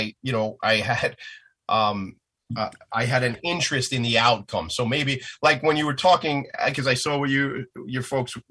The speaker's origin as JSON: {"language": "English", "area": "Nassau County, Long Island", "region": "New York", "country": "United States", "tie": "born or raised there", "said": "my hometown where I grew up and my hometown where I am"}